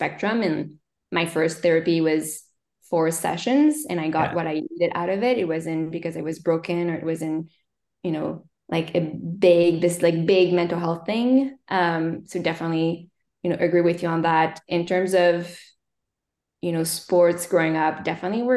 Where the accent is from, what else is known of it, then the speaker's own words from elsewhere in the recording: Montreal, Quebec, Canada; first language French; English is a second language; moved away as an adult; also born or lived in New York / Stanford; I grew up in Montreal, Canada. So I'm French Canadian, Québécoise, as we say. So my first language is French.